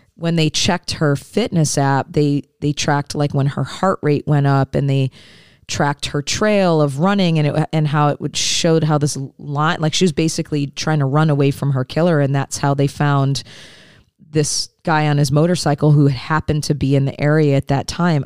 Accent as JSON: {"language": "English", "town": "Detroit", "region": "Michigan", "country": "United States", "moved": "yes", "said": "I'm originally from the Detroit area"}